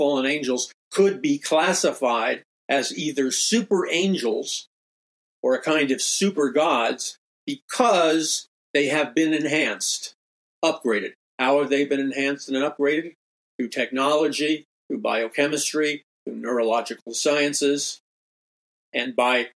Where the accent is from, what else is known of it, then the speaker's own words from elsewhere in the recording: New York City, New York, United States; growing up in New York City